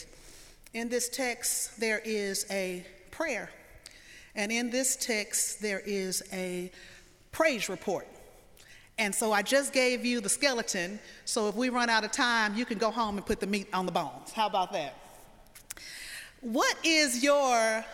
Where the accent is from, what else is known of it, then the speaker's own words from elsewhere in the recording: the South, United States; I'm from the South